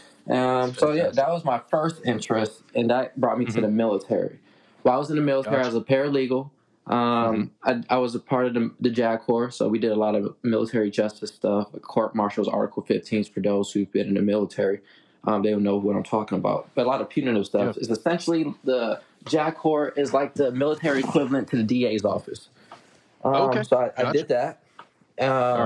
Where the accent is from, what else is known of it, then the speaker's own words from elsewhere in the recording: Los Angeles, California, United States; now in Tulsa, United States; I grew up in Los Angeles